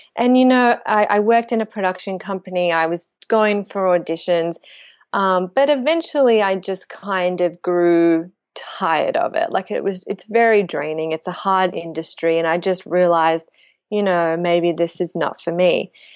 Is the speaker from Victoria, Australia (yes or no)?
yes; Melbourne, Victoria, Australia; I grew up in Melbourne, Australia